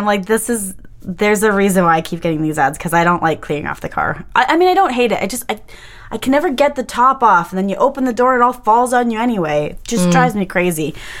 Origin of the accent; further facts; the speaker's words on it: Winnipeg, Manitoba, Canada; I'm from Winnipeg. I know how this works.